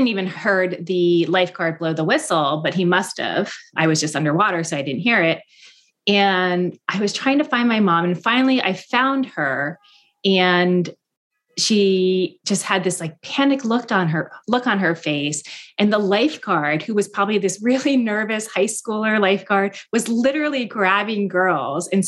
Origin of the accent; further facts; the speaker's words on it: Mendham, New Jersey, United States; now in Boston, United States; my hometown, Mendham, New Jersey. I did grow up in this bubble